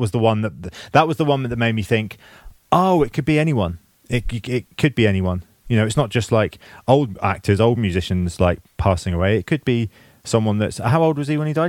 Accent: England, United Kingdom; being English

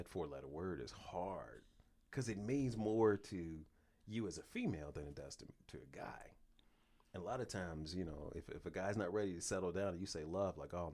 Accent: Cleveland, Ohio, United States; now in Cincinnati, United States; I'm from Cleveland

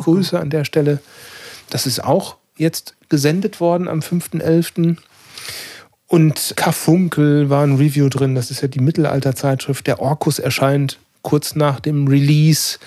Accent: North Rhine-Westphalia, Germany; bei uns in NRW

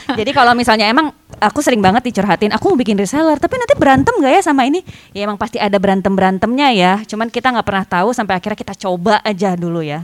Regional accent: Bandung, West Java, Indonesia; aku asli Bandung

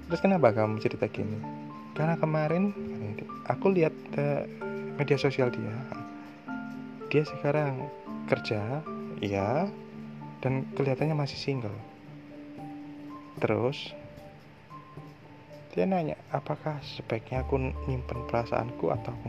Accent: Surabaya, East Java, Indonesia; Sa saya orang Surabaya jadi guyonannya memang agak-agak hardcore gini

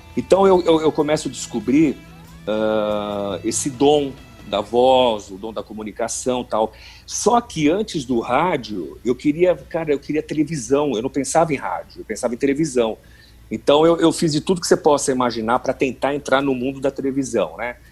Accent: São Paulo, Brazil; also born or lived in Araraquara / Itanhaém; eu sou de São Paulo, né, natural de São Paulo

